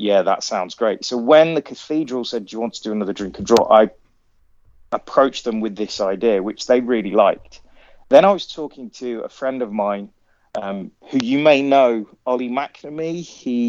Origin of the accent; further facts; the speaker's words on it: Coventry, West Midlands, United Kingdom; I grew up in and around Coventry.